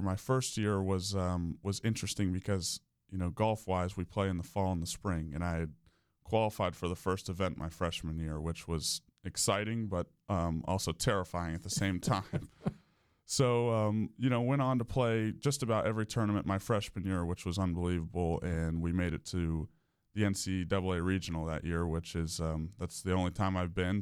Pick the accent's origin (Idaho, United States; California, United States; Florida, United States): Florida, United States; Winter Park; I'm from Winter Park. I actually grew up, uh, just off of Park Avenue